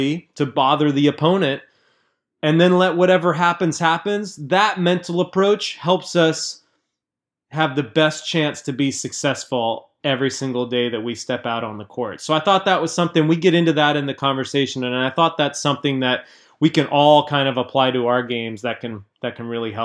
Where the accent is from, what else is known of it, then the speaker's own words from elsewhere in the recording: Southern California, United States; Sam and I grew up together in Southern California